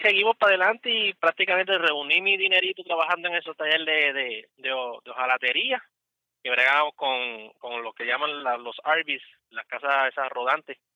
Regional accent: Puerto Rico; moved away as an adult; also born or lived in Cumming, Georgia; now in United States; yo soy puertorriqueño

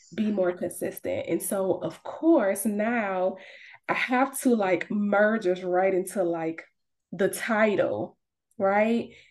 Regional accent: Savannah, Georgia, United States; moved away as an adult; also born or lived in Atlanta, Georgia; I'm originally from Savannah, Georgia, but I moved to Atlanta for college and I lived there for like 10 years.

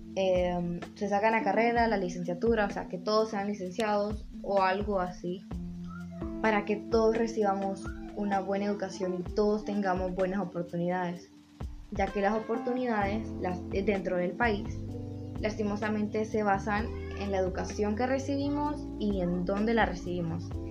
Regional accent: Honduras; todos somos ciudadanos de Honduras

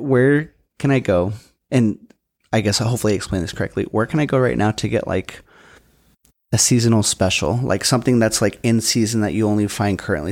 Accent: West Side, Washington, United States; I'm from the West Side

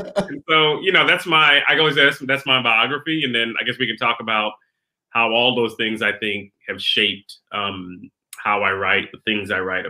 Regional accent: Queens, New York, United States; born there; also born or lived in Brooklyn; So I was born in Queens, New York. My parents were immigrants from the Caribbean, from the island of Trinidad and Tobago, Republic of Trinidad and Tobago.

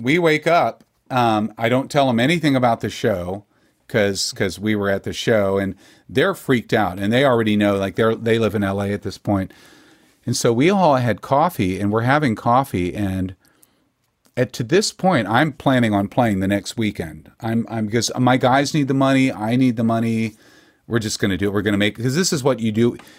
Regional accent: Texas, United States; being a Texan

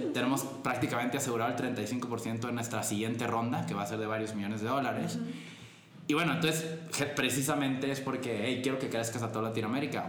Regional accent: Culiacán, Sinaloa, Mexico; moved away as an adult; now in Guadalajara, Mexico; yo soy de Culiacán originalmente

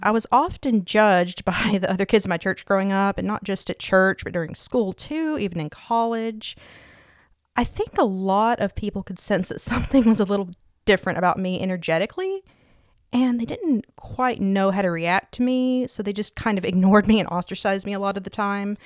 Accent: East Tennessee, United States; I was born and raised in East Tennessee

